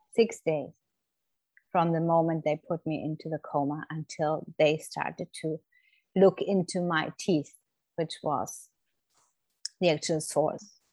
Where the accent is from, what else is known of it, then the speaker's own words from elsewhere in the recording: Germany; moved away as an adult; now in Florida, United States; I'm originally from Germany, but have been living in the States for nearly 10 years now with my family